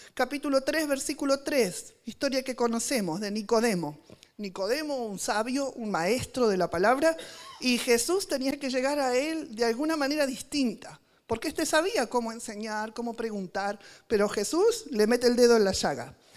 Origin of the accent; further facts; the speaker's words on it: Argentina; en argentino